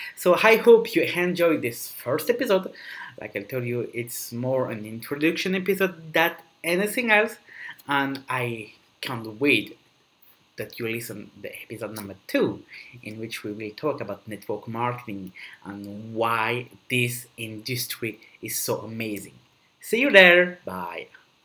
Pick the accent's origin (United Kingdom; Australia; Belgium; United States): Belgium; now in Dubai, United Arab Emirates; I'm basically from Belgium, but I live in Dubai